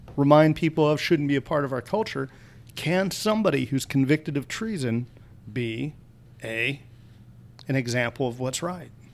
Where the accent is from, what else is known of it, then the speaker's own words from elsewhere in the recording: Kansas, United States; I'm from Kansas.